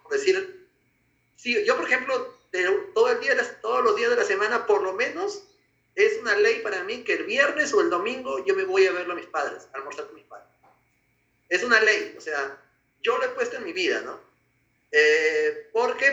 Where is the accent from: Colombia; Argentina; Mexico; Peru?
Peru; soy peruano